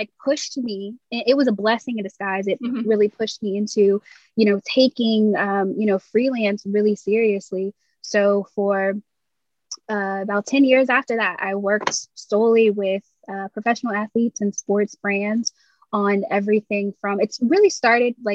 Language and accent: English; England, United Kingdom; moved away as an adult; also born or lived in Florida, United States; I was born and raised in England by American parents.